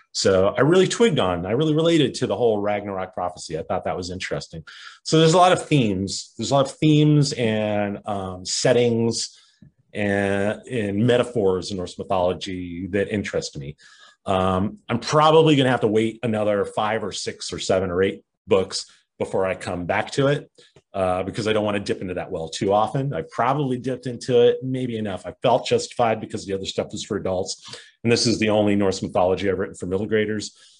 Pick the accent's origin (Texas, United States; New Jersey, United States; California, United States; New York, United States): California, United States; Culver City; Culver City, California, which is a suburb outside Los Angeles. Uh, my hometown, it's where I grew up.